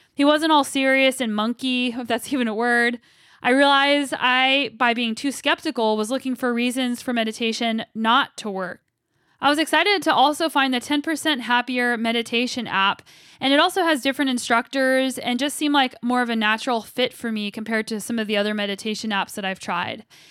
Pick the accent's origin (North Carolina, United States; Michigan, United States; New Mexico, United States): New Mexico, United States; Albuquerque; now in Kelowna, Canada; I'm from Albuquerque, New Mexico, and my parents and grandma still live there